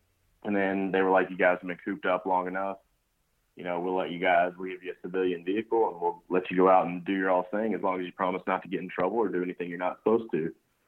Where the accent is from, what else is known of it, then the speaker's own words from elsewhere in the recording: Kentucky, United States; I grew up in Kentucky, and it was kind of like a tradition type thing.